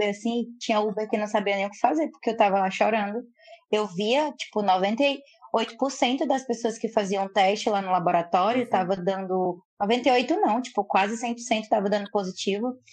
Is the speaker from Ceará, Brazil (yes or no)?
yes; Fortaleza, Ceará, Brazil; Sou de Fortaleza, Ceará, do Nordeste, uma cidade linda, iluminada.